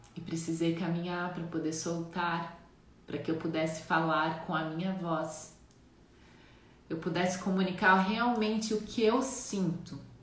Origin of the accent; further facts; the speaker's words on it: Jaraguá do Sul, Santa Catarina, Brazil; also born or lived in Mato Grosso do Sul; nascida no Mato Grosso do Sul, mas fui criada aqui em Santa Catarina. Atualmente eu moro em Santa Catarina, na cidade que eu cresci, que é Jaraguá do Sul